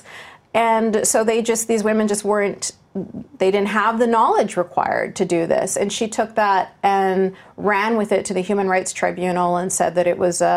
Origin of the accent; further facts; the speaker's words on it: Vancouver, British Columbia, Canada; my hometown of Vancouver, BC